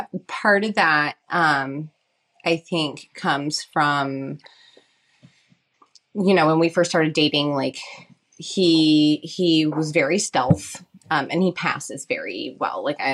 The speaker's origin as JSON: {"language": "English", "region": "Southern United States", "country": "United States", "tie": "born or raised there", "moved": "as an adult", "said": "I grew up in the South, which is not exactly the most accepting place for, you know, gay people, and my dad was a Methodist minister, so."}